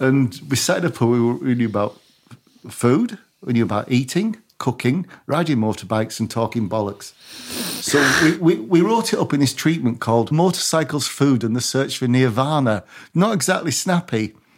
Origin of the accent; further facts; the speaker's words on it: Barrow-in-Furness, North West England, United Kingdom; I'm from Barrow